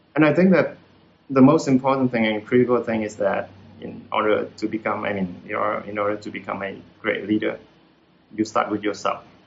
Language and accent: English; Hue, Thua Thien Hue, Vietnam; English is a second language; moved away as an adult; I'm from Hue, uh, central uh, of Vietnam, then I'm here for the university and I'm stay here uh, to work